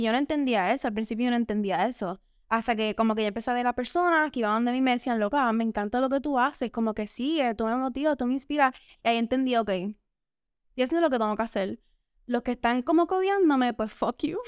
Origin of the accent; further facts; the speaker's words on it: Dorado, Puerto Rico; Yo soy dorado